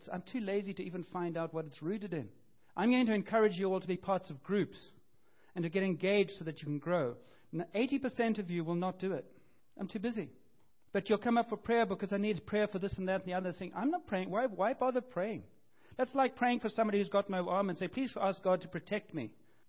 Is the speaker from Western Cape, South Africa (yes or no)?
yes; Cape Town, Western Cape, South Africa; I grew up in Cape Town, I had this kind of family and this kind of family